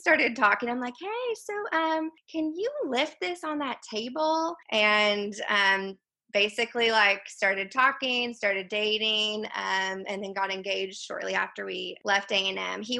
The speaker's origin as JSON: {"language": "English", "town": "McKinney", "region": "Texas", "country": "United States", "also_born_or_lived": "Houston, Texas", "moved": "as an adult", "lives_now": "Nacogdoches, United States", "said": "I am originally from McKinney, Texas, so kind of like North Texas"}